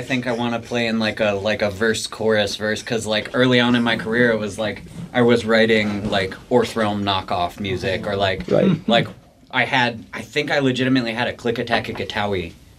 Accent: North Carolina, United States; now in Seattle, United States; I grew up in North Carolina.

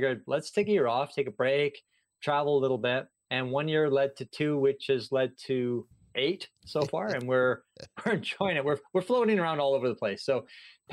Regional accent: Canada; moved away as an adult; also born or lived in Singapore; I grew up in Canada, and I was a public school teacher there.

